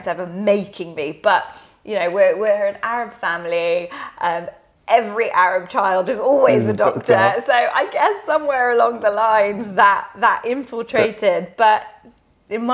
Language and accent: English; Ealing, London, United Kingdom; So I grew up in Ealing with a 2.4 family, so mum, dad, brother, in a nice little suburban area